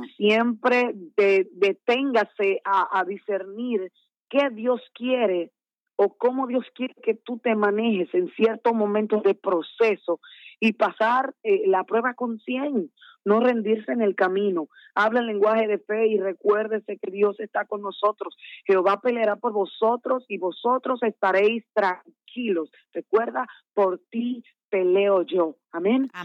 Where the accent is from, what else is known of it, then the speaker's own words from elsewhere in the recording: Santo Domingo, Distrito Nacional, Dominican Republic; also born or lived in San Francisco de Macorís; me crié como me trajeron los pastores aquí en Dominicana, en Santo Domingo